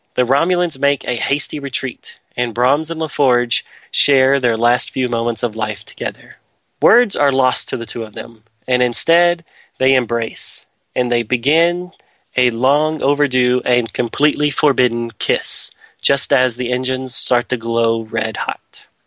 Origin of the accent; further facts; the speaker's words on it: Texas, United States; growing up in Texas